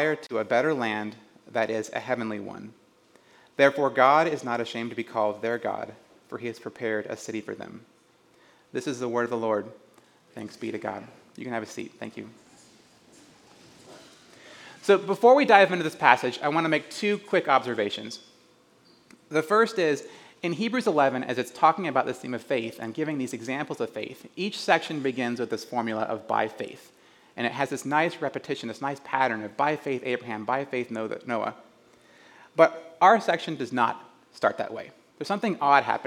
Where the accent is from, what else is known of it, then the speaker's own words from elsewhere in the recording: rural Georgia, United States; moved away as an adult; also born or lived in West Virginia / Southern California; now in Oregon, United States; I was born in West Virginia, and after just a couple of months, my family moved down to rural Georgia. So I grew up in the foothills of the Smoky Mountains